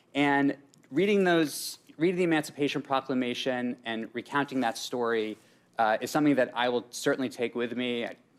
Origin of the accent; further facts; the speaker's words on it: Massachusetts, United States; growing up in Massachusetts with my family.